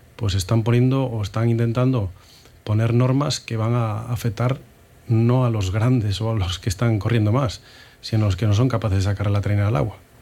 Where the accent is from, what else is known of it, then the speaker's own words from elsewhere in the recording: Moaña, Galicia, Spain; En mi pueblo era hacer fútbol o hacer remo, cuando yo empecé en el remo